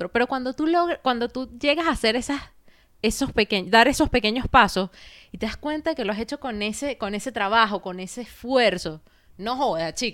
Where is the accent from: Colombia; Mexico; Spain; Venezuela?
Venezuela; Barinas; moved away; Coño, qué ladilla que me vine de Barinas, por decirte una vaina, que no conocí ni Caracas, ¿me entiendes?